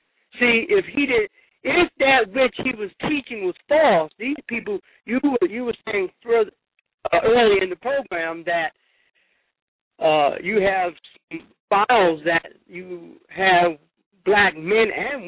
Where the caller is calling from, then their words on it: Newark, New Jersey, United States; I'm calling from Newark, New Jersey.